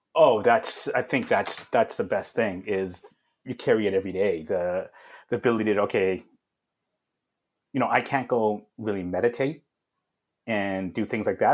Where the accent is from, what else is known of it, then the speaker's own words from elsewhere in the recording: Vancouver, British Columbia, Canada; I grew up in uh, Vancouver, British Columbia, Canada